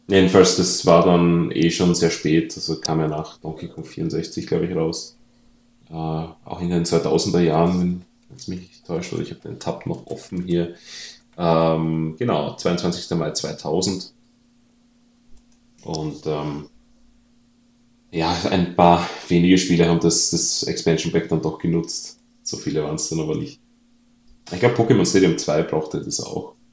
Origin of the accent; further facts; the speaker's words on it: Austria; now in Germany; das für mich als Österreicher natürlich sehr verwunderlich ist, weil bei uns gibt es sowas nicht wie Indizierung.